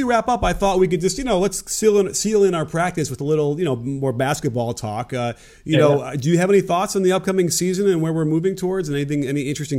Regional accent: Chicago, Illinois, United States; I grew up in Chicago, right?

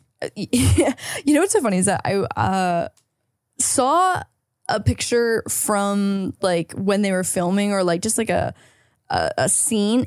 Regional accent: Canada; now in United States; as a Canadian visa holder

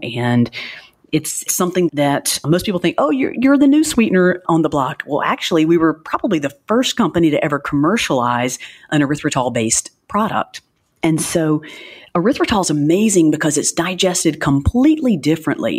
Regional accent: Alabama, United States; moved away as an adult; also born or lived in New Orleans; Little Alabama, Podunk, Alabama, where I came from, which I love my hometown

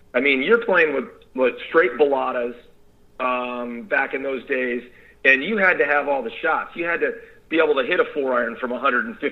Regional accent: San Mateo, California, United States; growing up in the San Francisco Bay Area

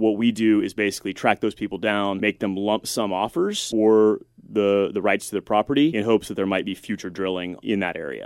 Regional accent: Texas, United States; moved away as an adult; I was moving back to, to my hometown in, in Texas

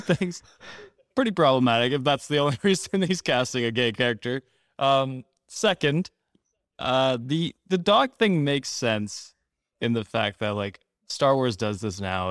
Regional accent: Canada; as a Canadian

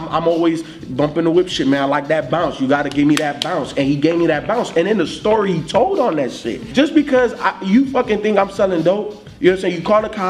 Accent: Miami, Florida, United States; I grew up in Miami

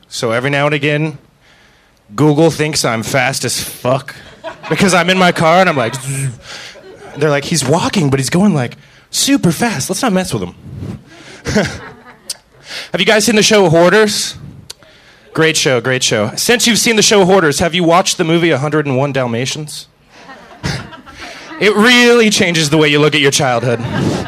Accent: Florida, United States; moved away as an adult; now in Los Angeles, United States; I'm from Florida

